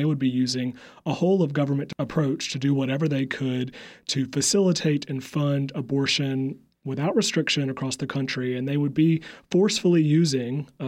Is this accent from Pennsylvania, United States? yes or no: no; Upstate South Carolina, United States; accent: Southern; moved away as an adult; now in Washington, D.C., United States; I am from the South, which is funny. I think when I go back home, I'm from the upstate of South Carolina